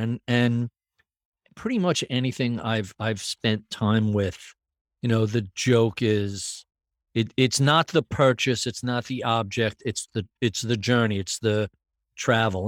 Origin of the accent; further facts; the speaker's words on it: New York, United States; as I was growing up in New York